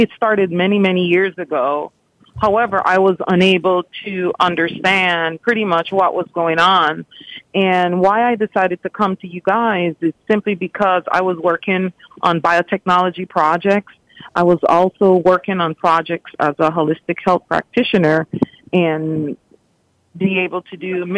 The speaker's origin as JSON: {"language": "English", "region": "New York area", "country": "United States", "also_born_or_lived": "Dominican Republic / Honduras", "said": "I am from the New York area"}